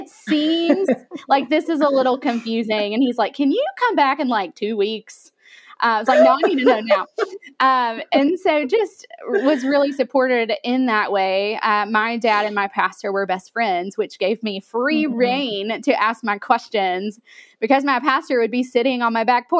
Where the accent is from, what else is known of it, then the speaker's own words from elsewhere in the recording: Alabama, United States; Yeah, I grew up in a very small town in Alabama.